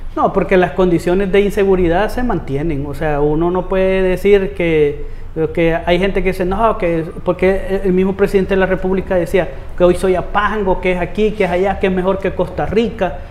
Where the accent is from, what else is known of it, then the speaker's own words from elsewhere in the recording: Soyapango, San Salvador, El Salvador; Yo soy de La Coruña, de Soyapango. Allí he vivido más de 35 años